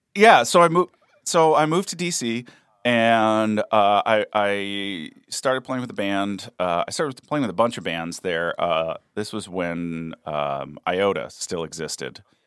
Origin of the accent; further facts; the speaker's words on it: East Coast, United States; moved away; also born or lived in Kentucky / Washington, D.C.; I'm an East Coaster